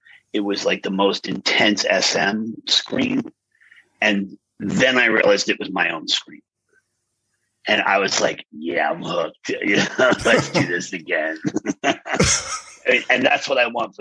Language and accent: English; Pennsylvania, United States; where I grew up in Pennsylvania